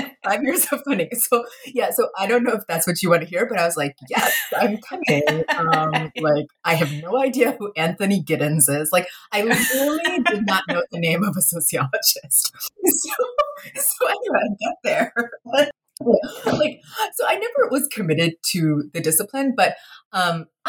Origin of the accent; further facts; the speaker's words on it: Kolkata, West Bengal, India; now in United States; I was born in India, in Kolkata, you know, to, like, a lower middle class family.